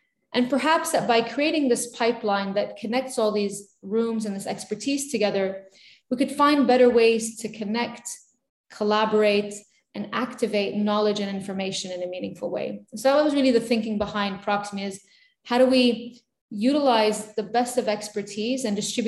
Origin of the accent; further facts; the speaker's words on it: Beirut, Beirut Governorate, Lebanon; And it wasn't the safest time to be growing up in Beirut.